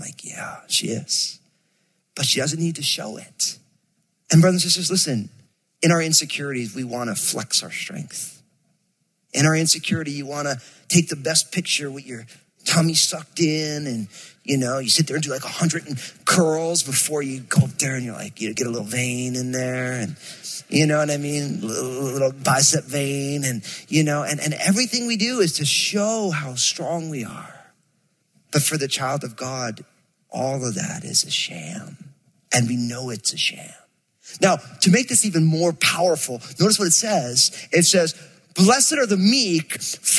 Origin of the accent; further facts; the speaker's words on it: New Jersey, United States; I'm from Jersey, and so I moved this sweet, angelic California girl to Jersey